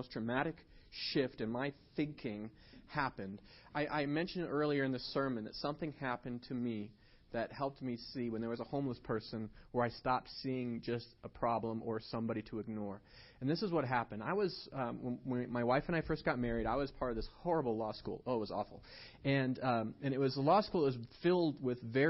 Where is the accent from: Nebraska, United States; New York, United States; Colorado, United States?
Colorado, United States; Estes Park; I grew up here in Estes